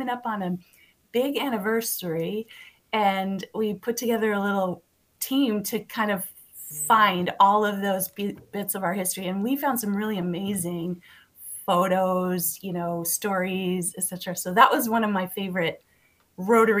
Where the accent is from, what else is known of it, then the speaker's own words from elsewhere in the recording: Montevideo, Minnesota, United States; also born or lived in the West (US) / St. Louis Park, Minnesota; now in Golden Valley, United States; I grew up in Montevideo, Minnesota. But I've lived in the West for the past 30 years